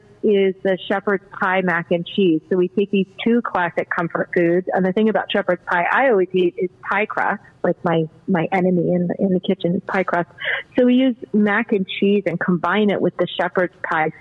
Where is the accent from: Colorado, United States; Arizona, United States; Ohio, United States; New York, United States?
Colorado, United States; now in Baltimore, United States; I'm not originally from Baltimore, so that's part of it. I'm originally from Colorado, where we're very heavy on beef.